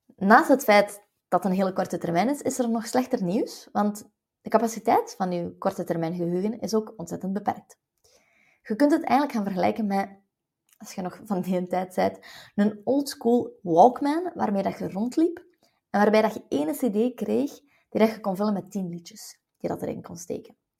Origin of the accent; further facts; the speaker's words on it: West Flanders, Belgium; als West-Vlaming